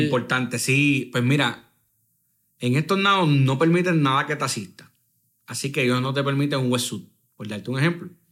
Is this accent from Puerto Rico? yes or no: yes; Puerto Rico; somos del Caribe